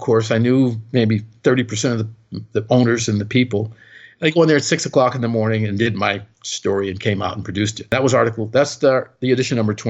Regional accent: Detroit, Michigan, United States; moved away; I was originally from Detroit

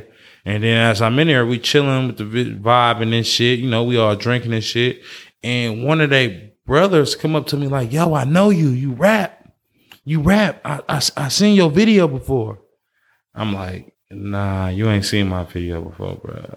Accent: Oakland, California, United States; Born and raised in Funktown

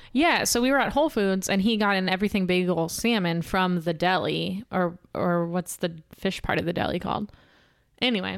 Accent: Pasadena, Texas, United States; I'm from Pasadena, Texas. Not California

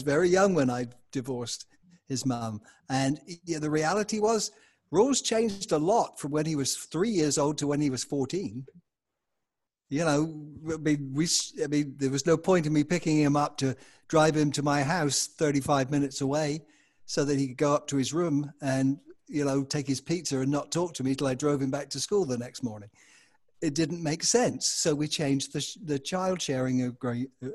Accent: England, United Kingdom; accent: English; moved away as an adult; now in United States

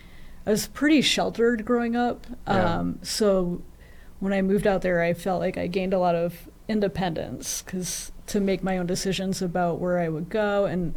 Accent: New England, United States; I feel like growing up in New England, like in a small town in New England, I didn't relate to as many people.

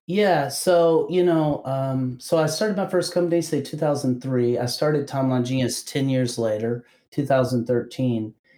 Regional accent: Kentucky, United States; I'm from Kentucky originally

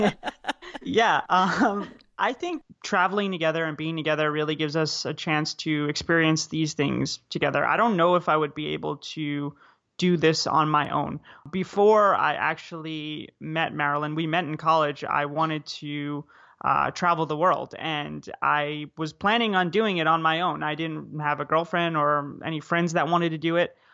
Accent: United States; moved away as an adult; also born or lived in South Korea / Vietnam; as an American citizen

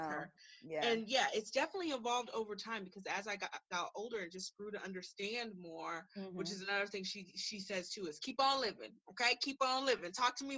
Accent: Texas, United States; also born or lived in California; we moved from California to Texas

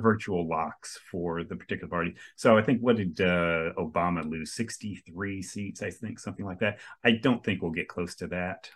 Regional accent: Coral Springs, Florida, United States; I grew up in South Florida my entire life. Yeah, over on the East Coast near Fort Lauderdale, uh, Coral Springs, actually.

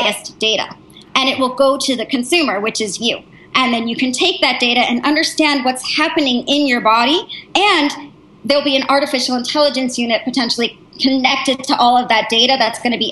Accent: United States; also born or lived in New Hampshire / Massachusetts; now in Palo Alto, United States; because I'm from New Hampshire and Massachusetts, I went to boarding school

